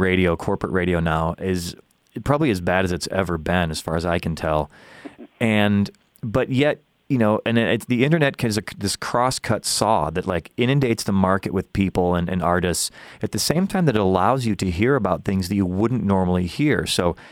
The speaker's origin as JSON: {"language": "English", "town": "Chicago", "region": "Illinois", "country": "United States", "tie": "born or raised there", "said": "my hometown of Chicago"}